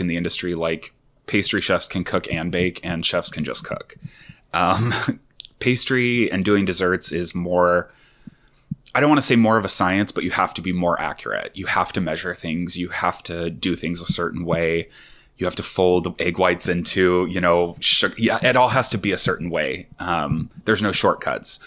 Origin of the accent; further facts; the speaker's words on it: Sherwood, Oregon, United States; also born or lived in Tualatin, Oregon; We're a gay couple, and I grew up in Sherwood